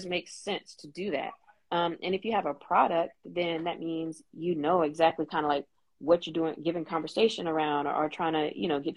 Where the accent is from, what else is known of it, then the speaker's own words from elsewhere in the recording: North Carolina, United States; now in Memphis, United States; I grew up in North Carolina, and then I'm in Memphis right now